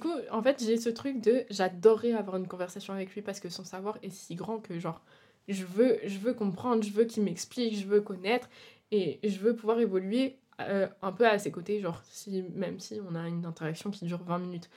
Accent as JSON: {"language": "French", "country": "France", "moved": "as an adult", "lives_now": "Brussels, Belgium", "said": "je suis française. Euh, j'ai déménagé, euh, pour faire mes études, études de cinéma."}